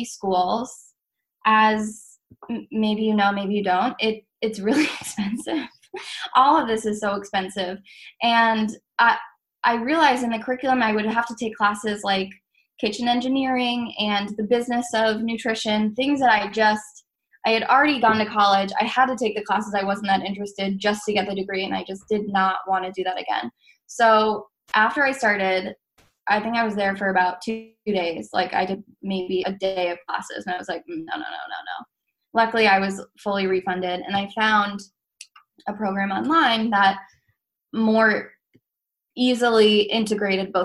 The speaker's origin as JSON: {"language": "English", "region": "Massachusetts", "country": "United States", "tie": "born or raised there", "said": "I grew up in Massachusetts"}